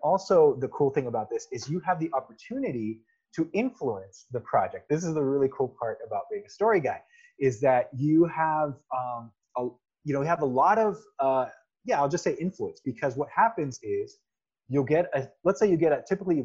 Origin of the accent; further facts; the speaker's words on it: United States; also born or lived in California; I grew up in the United States.